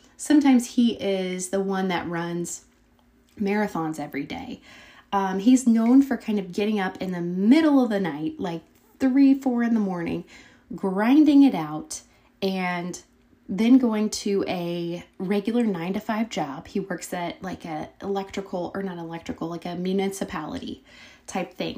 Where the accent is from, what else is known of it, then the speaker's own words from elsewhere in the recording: Brazil, Indiana, United States; we both came from the little town of Brazil, Indiana